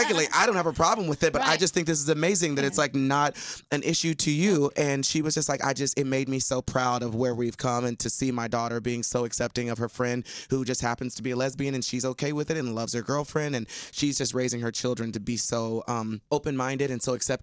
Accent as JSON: {"language": "English", "region": "Texas", "country": "United States", "tie": "born or raised there", "moved": "yes", "said": "in Texas where I was from."}